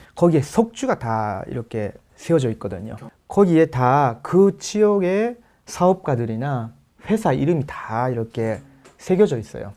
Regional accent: Osaka, Japan; Korean is a second language; moved away; 제가 그 원래 고향이 오사카인데

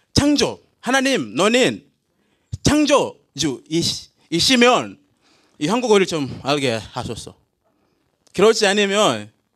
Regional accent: Tanzania; Korean is a second language; moved away as an adult; also born or lived in Jecheon, South Korea; now in South Korea; 저는 탄자니아에서 왔어요

